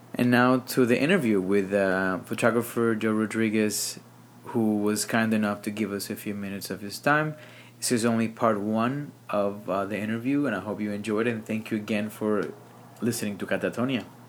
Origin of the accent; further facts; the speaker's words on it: Caguas, Puerto Rico; now in New York, United States; Caguas, which is my hometown